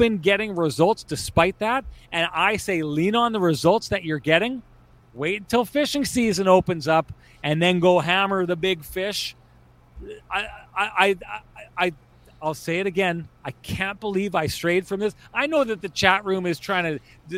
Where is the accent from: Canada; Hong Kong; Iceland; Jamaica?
Canada; Pinawa, Manitoba; so I'm from Pinawa in Lac Da Vang. I grew up in the gorgeous waters of the White Shell.